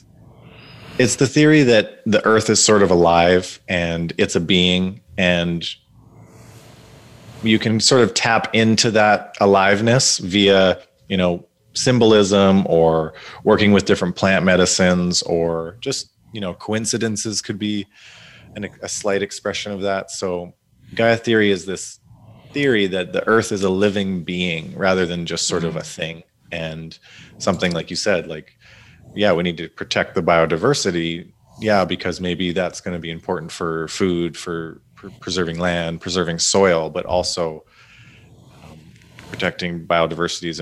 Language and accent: English; Ontario, Canada; also born or lived in West Coast; I grew up in Ontario